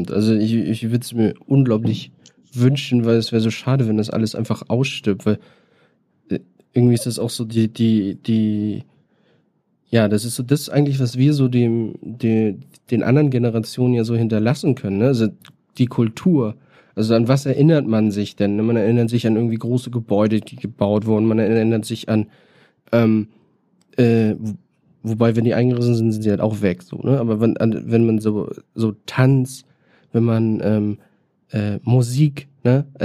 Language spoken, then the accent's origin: German; Berlin, Germany; und eigentlich noch Rapper werden und dann hätte ich so alles durch, was man so macht als Berliner und das habe ich alles in einem Jahr Corona gemacht.